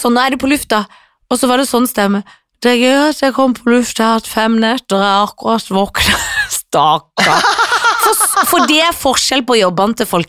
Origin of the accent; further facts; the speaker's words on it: Sørlandet, Agder, Norway; siden jeg er sørlending